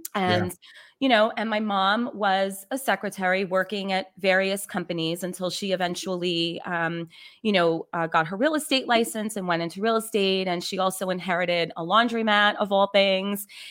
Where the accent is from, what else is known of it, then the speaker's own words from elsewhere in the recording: New York City, New York, United States; I was born and raised in the Bronx, New York.